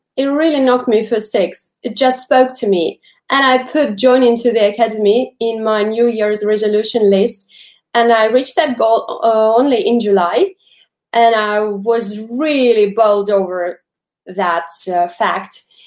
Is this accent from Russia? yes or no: yes; Russia; English is a second language; from Russia